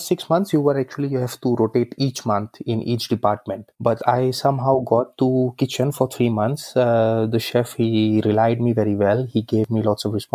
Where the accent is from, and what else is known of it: Haridwar, Uttarakhand, India; born or raised there; moved away as an adult; also born or lived in Kolkata; now in Prague, Czech Republic